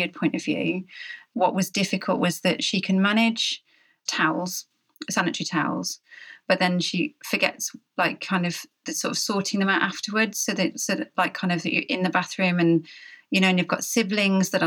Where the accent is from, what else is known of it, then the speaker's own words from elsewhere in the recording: United Kingdom; we're all British